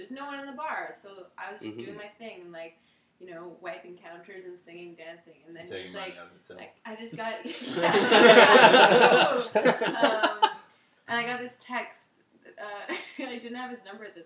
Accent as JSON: {"language": "English", "town": "Calgary", "region": "Alberta", "country": "Canada", "moved": "as an adult", "lives_now": "Toronto, Canada", "said": "I'm from Calgary"}